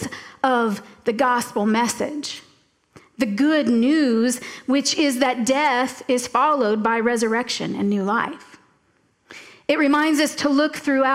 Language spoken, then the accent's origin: English; Florida Keys, United States; moved away; also born or lived in Tallahassee, Florida; I grew up in the Florida Keys, and I moved to Tallahassee about 2 years before Hurricane Andrew went through South Florida